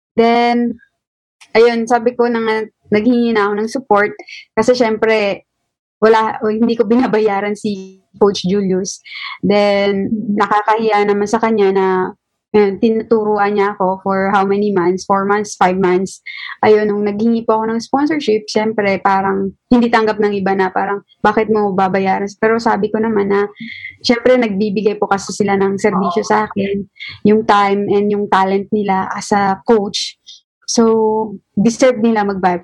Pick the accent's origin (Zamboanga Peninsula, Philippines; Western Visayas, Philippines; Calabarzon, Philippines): Zamboanga Peninsula, Philippines; Zamboanga City; taga Sambuanga po ako, marami po akong kapitbahay na sundalo.